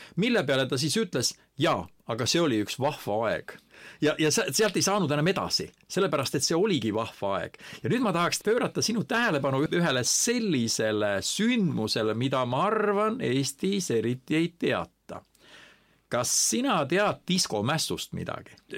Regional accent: Estonia; mina olen eestlane

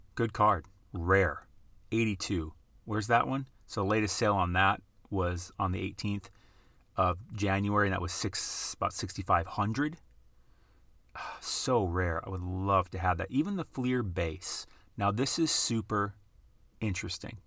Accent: Midwest, United States; now in West Coast, United States; at least we say in the Midwest

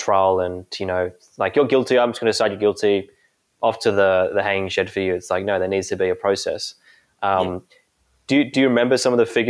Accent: Australia; I live in Australia, I'm Australian

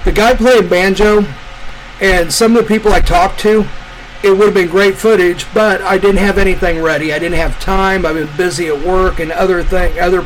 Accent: Midwest, United States; I grew up in the Midwest

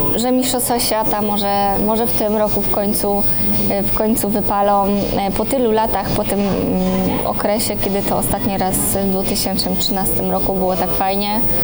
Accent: Poland; ja jestem z Polski

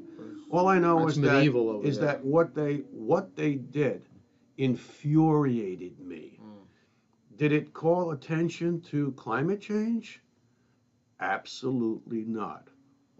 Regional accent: United States; I'm an American

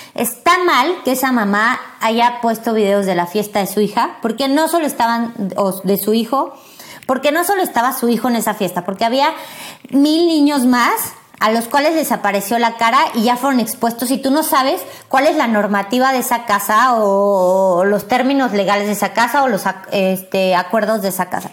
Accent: Mexico

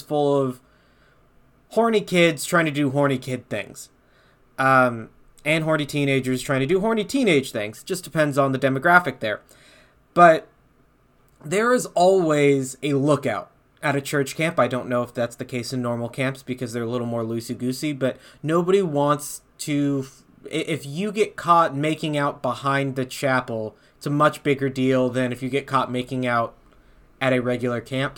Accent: the South, United States; we're from the South

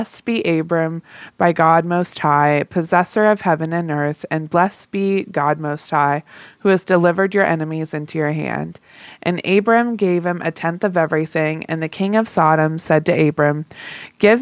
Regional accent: the South, United States; accent: Southern; I'm from the South

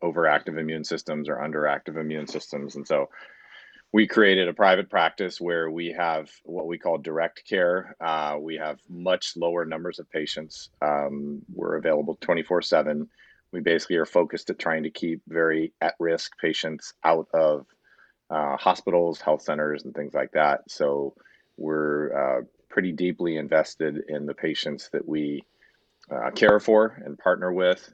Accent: Southern California, United States; also born or lived in San Diego, California / Los Angeles, California / Ann Arbor, Michigan; now in Roseville, United States; I grew up in Southern California

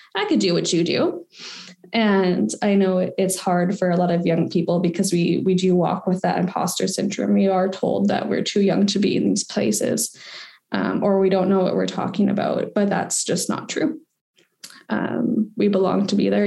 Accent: Victoria, British Columbia, Canada; I've been born and raised on the Kwangan Territory, so way the heck in Victoria, BC.

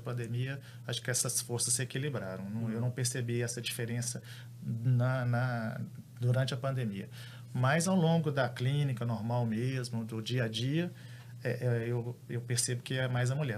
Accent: Belo Horizonte, Minas Gerais, Brazil; Eu também sou de Belo Horizonte

